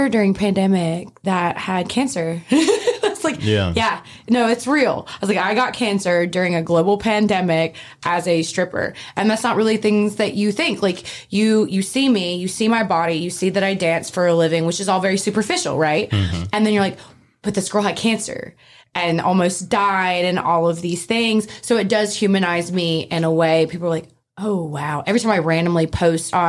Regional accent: Oxford, Mississippi, United States; I'm from Oxford, Mississippi

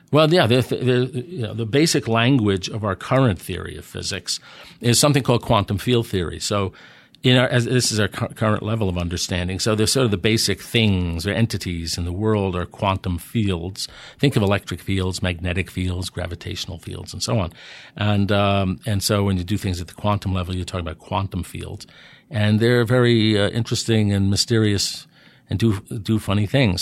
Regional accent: New York City, New York, United States; moved away as an adult; also born or lived in New Jersey / Pennsylvania / Washington / Delaware; I grew up in New York City. I'm from Manhattan.

